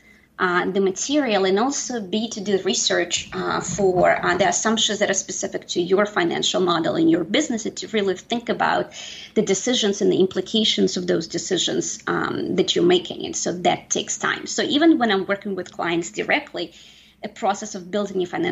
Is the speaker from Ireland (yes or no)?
no; Saint Petersburg, Russia; now in United States; I am an immigrant. Yes, I am originally from St. Petersburg, Russia. I've been here for close to 25 years